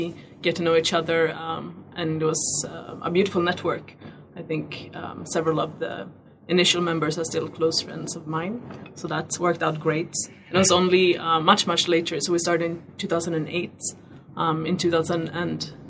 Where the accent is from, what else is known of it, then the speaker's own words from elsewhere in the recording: Sweden; moved away as an adult; also born or lived in Paris, France; now in Ghana; I'm originally from Sweden in the cold north.